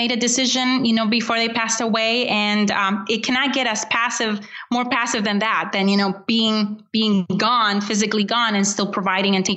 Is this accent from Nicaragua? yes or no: no; Honduras; I was born in Honduras, and I was born into, you know, a wonderful, you know, what would be called a middle class family.